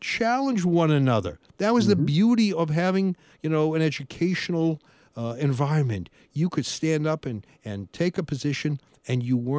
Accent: Massachusetts, United States; moved away; I grew up in Massachusetts

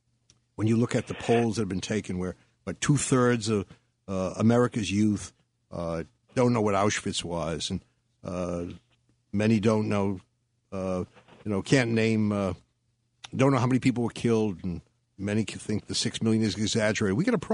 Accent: Boston, Massachusetts, United States; I'm trying to give it that Boston, because Jeff is from Boston, and I'm from Boston, so you're outnumbered.

